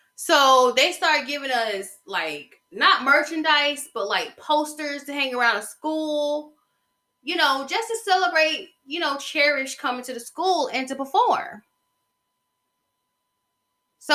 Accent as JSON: {"language": "English", "area": "Covington", "region": "Georgia", "country": "United States", "tie": "born or raised there", "said": "the town I stayed in and the town I'm from, it's basically Mystic Falls right now. Okay? They shoot The Vampire Diaries in my hometown. It is 45 miles southeast of Atlanta"}